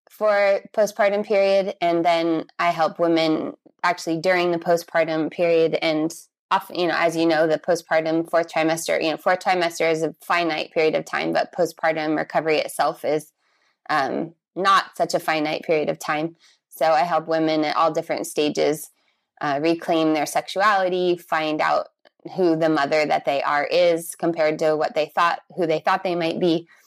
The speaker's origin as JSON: {"language": "English", "town": "San Diego", "region": "California", "country": "United States", "also_born_or_lived": "Brazil", "said": "I am from California, from San Diego, but I lived all over the world. And the last place I lived was Brazil for eight years before I moved back here to California."}